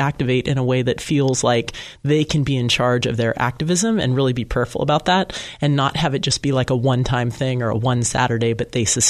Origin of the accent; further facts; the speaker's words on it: Danville, California, United States; Danville, my hometown